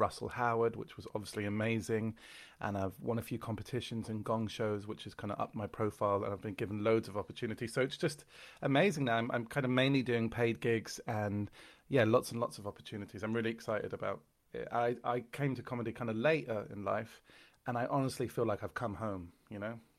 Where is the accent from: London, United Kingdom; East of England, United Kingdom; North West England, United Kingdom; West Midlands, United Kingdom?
London, United Kingdom; I am from London